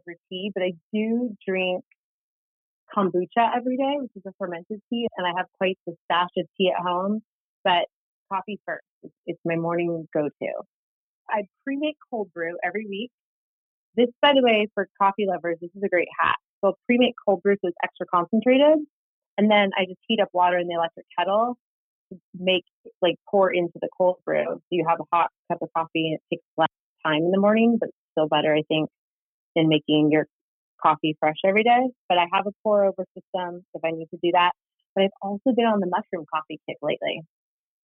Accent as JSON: {"language": "English", "area": "Silicon Valley", "region": "California", "country": "United States", "tie": "born or raised there", "said": "I grew up in Silicon Valley and swore I would never work in tech"}